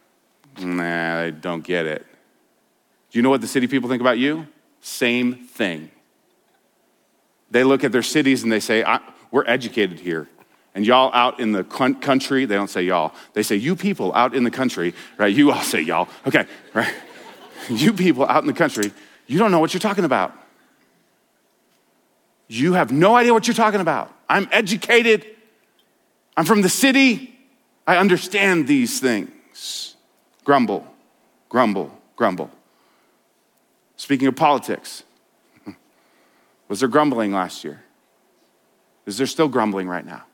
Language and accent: English; Denver, Colorado, United States; I grew up in Denver. Grew up a city boy